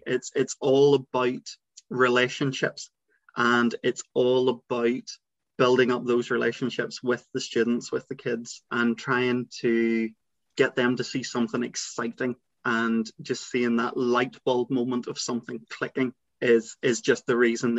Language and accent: English; Northern Ireland, United Kingdom; So I am from Northern Ireland, and I'm 30 years old and a high school English teacher. I suppose if we kind of take it right back, I grew up in a small rural village.